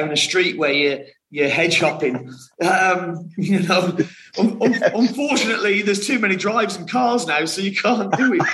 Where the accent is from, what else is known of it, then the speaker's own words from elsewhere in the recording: West Bromwich, West Midlands, United Kingdom; Only born in West Bromwich